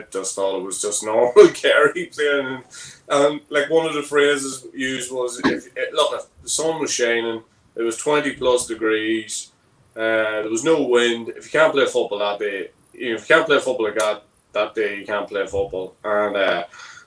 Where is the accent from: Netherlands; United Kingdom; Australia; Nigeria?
United Kingdom; Armagh, Northern Ireland; I'm from Armagh